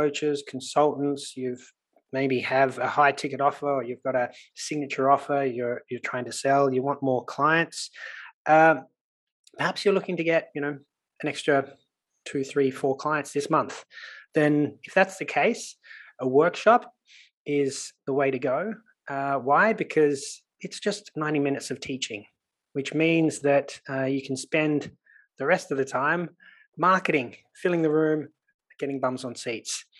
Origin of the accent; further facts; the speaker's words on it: Sydney, New South Wales, Australia; accent: Australian; you can probably tell by my accent that I'm Australian. So I grew up in Sydney